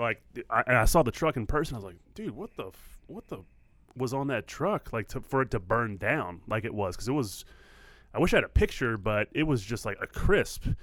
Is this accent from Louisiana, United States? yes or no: yes; New Orleans, Louisiana, United States; moved away; I grew up in New Orleans